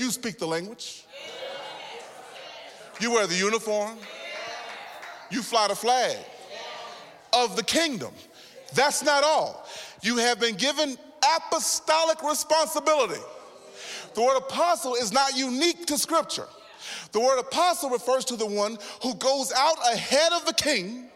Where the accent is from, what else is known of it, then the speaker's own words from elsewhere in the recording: Texas, United States; I'm so Texan